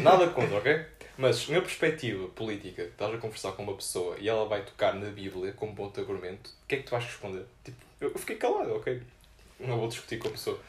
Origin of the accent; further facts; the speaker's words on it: Porto, Norte, Portugal; now in Lisbon, Portugal; eu sou de Porto